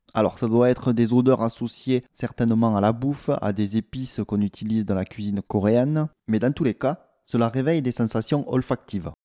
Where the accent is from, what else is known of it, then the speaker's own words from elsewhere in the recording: France; also born or lived in South Korea; J'arrivais de, de, France, hein, d'un milieu rural